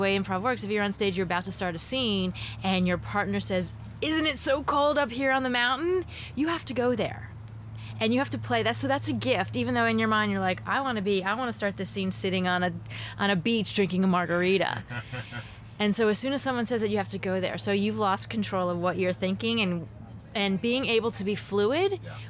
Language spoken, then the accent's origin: English; California, United States; moved away as an adult; You know, coming from the U.S., literally growing up in Silicon Valley in 2000 at Salesforce, and then coming down here and working with a big corporate.